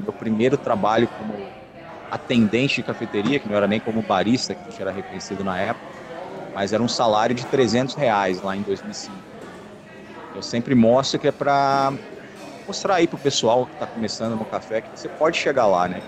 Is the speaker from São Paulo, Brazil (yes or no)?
no; Rio de Janeiro, Brazil; moved away as an adult; now in Curitiba, Brazil; eu sou carioca, mas hoje radicado em Curitiba